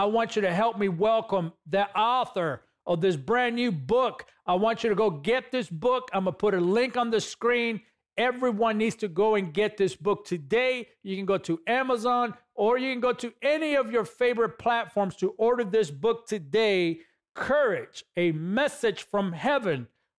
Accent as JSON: {"language": "English", "region": "California", "country": "United States", "tie": "born or raised there", "said": "God called you to a state, which is my home state, by the way, and I appreciate and I thank you for standing on the gap for California"}